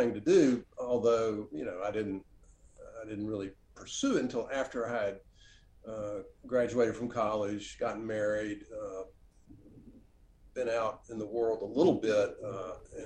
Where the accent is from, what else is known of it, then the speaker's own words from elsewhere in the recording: Oxford, Mississippi, United States; also born or lived in Washington, D.C.; come back to Oxford, my hometown, the place where I grew up, and open a bookstore here